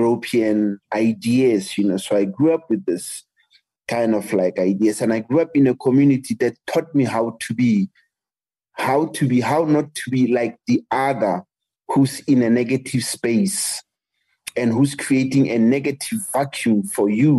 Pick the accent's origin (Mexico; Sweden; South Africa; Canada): South Africa; Soweto, Gauteng; English is a second language; I come from South Africa, and I grew up in apartheid South Africa